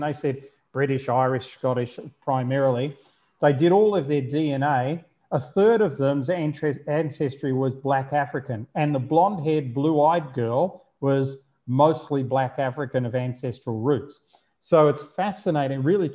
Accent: Melbourne, Victoria, Australia; I was born in Melbourne

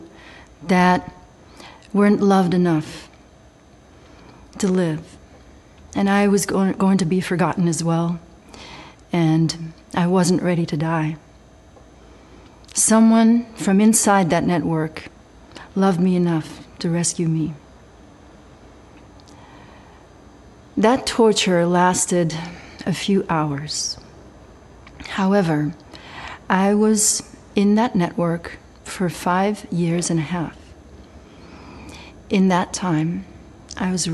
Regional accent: Belgium; I was raised in Belgium

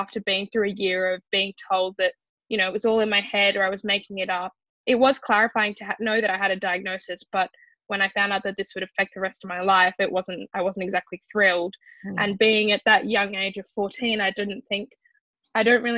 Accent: Sydney, New South Wales, Australia; I'm 19 and I'm from Sydney, Australia.

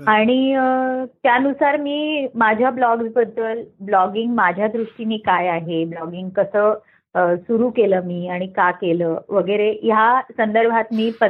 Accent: Aurangabad, Maharashtra, India; मी मराठवाड्यातली आहे औरंगाबादची मूळची बीडची

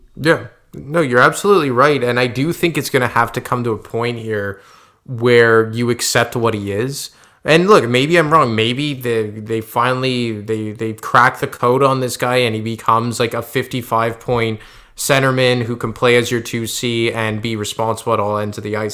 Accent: Quebec, Canada; we're both from Quebec

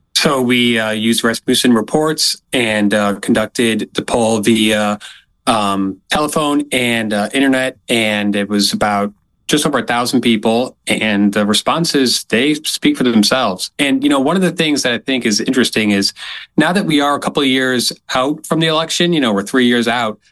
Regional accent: Illinois, United States; moved away; also born or lived in South Carolina; I lived in South Carolina for many years, and I, you know, recently moved back to my home state of Illinois

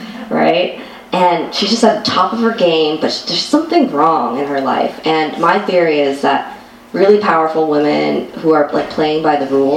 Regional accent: United States; I'm Asian American, and I'm half Chinese, half Korean

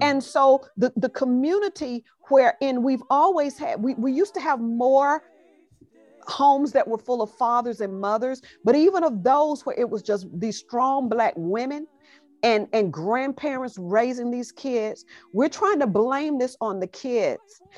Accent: Alabama, United States; Growing up in Alabama is where I got these roots

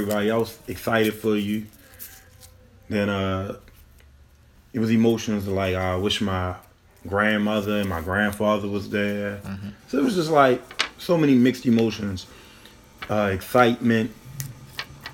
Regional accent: Baltimore, Maryland, United States; growing up in Baltimore City, going to those schools, it was kind of rough

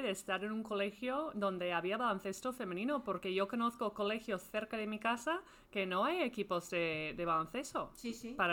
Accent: Madrid, Community of Madrid, Spain; Nací en Madrid

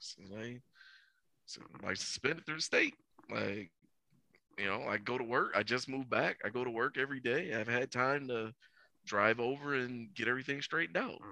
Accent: Cedar Point, Ohio, United States; also born or lived in Iowa / Willacoochee, Georgia; when I first moved back to my hometown, when I first moved back to Cedar Point

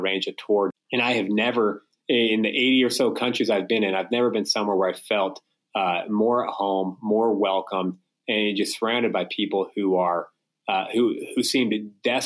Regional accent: United States; also born or lived in Russia; now in Utah, United States; I'm from America

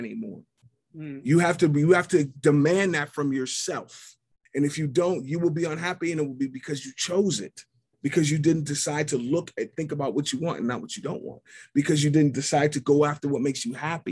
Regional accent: Pittsburgh, Pennsylvania, United States; I'm from Pittsburgh. I'm from Squirrel Hill, which is the second largest Jewish community in this country. I grew up in a world where nobody looked like me

